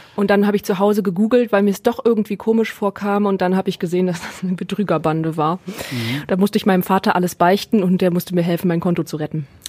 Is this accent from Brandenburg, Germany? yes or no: no; Neuss, North Rhine-Westphalia, Germany; now in Essen, Germany; ich komme aus Neuss bei Düsseldorf